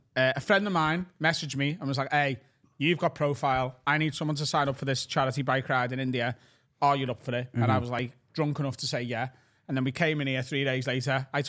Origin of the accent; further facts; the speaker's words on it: Liverpool, North West England, United Kingdom; especially in Northern Britain, and especially in Liverpool, we're not in any way attached to being British.